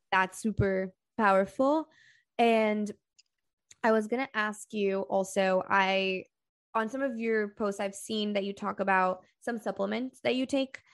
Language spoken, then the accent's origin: English; Brazil; I'm from Brazil